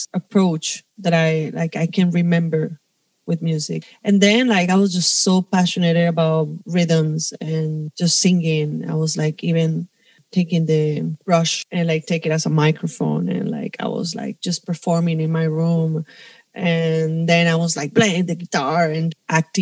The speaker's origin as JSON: {"language": "English", "town": "Cali", "region": "Valle del Cauca", "country": "Colombia", "tie": "born or raised there", "also_born_or_lived": "Bogota, Colombia", "moved": "as an adult", "lives_now": "Spain", "said": "I'm from Cali. It's a city more in the south of the country, close to the Pacific coast."}